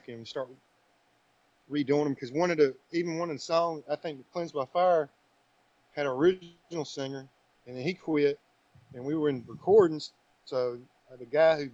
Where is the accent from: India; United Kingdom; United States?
United States; Wilson; So yeah, we're all from Wilson